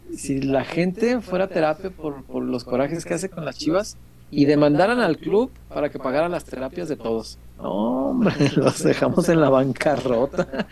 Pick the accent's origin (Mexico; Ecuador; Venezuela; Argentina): Mexico